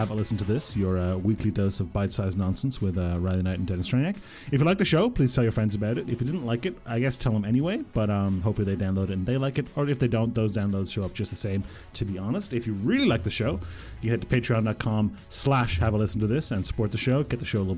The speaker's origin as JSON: {"language": "English", "country": "Croatia", "tie": "born there", "said": "And you know, I was born in Croatia. My parents, I would, if not for the war, I would have been born in Bosnia Herzegovina and all this stuff. So I'm very much from the Balkans."}